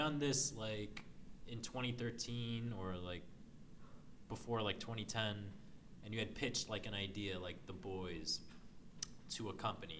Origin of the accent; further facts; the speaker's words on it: New York, United States; In the area I live in, I'm from Manhattan.